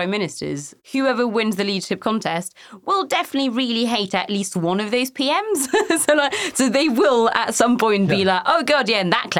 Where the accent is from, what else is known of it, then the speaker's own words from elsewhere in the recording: France; I was born in 91 and obviously I grew up in France